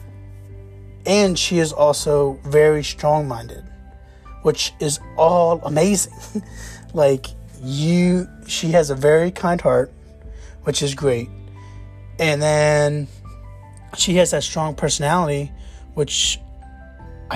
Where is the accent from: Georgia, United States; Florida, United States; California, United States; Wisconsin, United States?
Florida, United States; Jacksonville; I grew up in Jacksonville, Florida